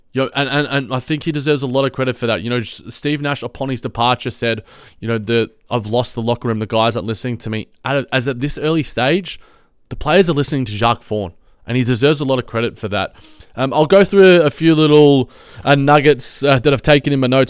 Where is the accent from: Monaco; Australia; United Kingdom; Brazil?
Australia; as an Aussie, as a fellow Aussie